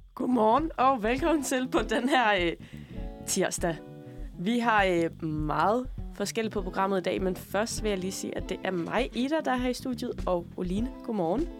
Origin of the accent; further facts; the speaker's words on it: Tønder, Southern Denmark, Denmark; moved away; jeg er jo øh, fra Tønder oprindeligt